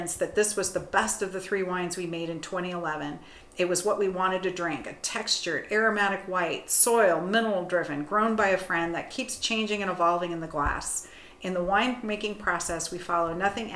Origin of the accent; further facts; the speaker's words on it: Napa, California, United States; now in Arizona, United States; I grew up in Napa. So I lived in Napa Valley back in the early 70s